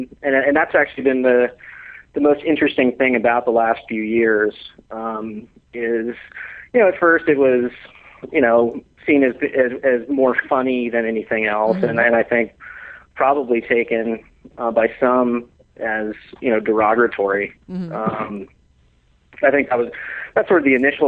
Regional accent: Newport Beach, California, United States; I grew up in Newport Beach, California

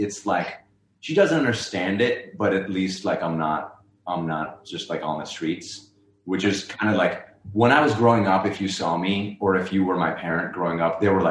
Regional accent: Lahore, Punjab, Pakistan; moved away as an adult; now in United States; I am from Lahore, Pakistan

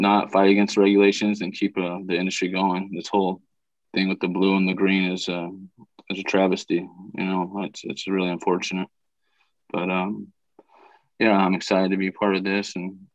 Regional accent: Southern California, United States; I'm from Southern California

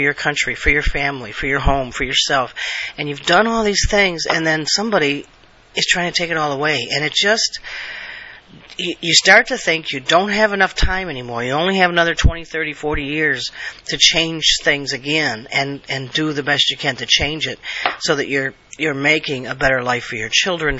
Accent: United States; I am an American, true blue, national American. I believe in my country.

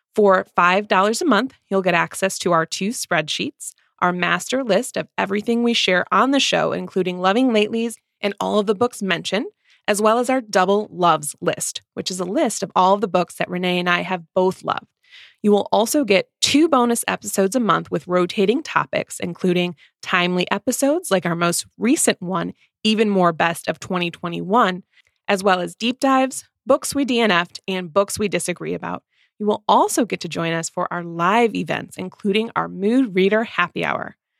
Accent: Midwest, United States; two Midwest mood readers

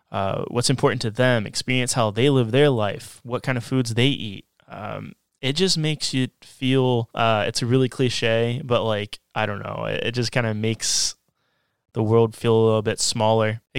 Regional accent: United States; as an American

